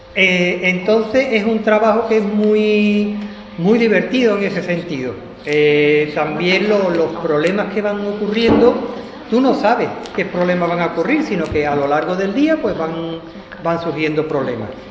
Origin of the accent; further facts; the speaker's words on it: Jerez de la Frontera, Andalusia, Spain; moved away as an adult; Yo nací aquí en Jerez. Lo que ocurre que, que me fui a estudiar fuera de Jerez